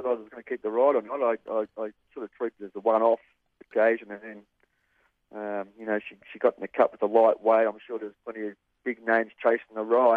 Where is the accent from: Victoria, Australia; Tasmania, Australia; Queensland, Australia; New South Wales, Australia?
Victoria, Australia; Parkdale; I was originally from Parkdale